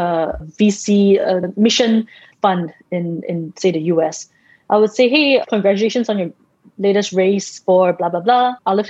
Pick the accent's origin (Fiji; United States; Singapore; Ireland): Singapore; in the early days, I used to write like Jane Austen because I'm Singaporean and everything is so structured and formal.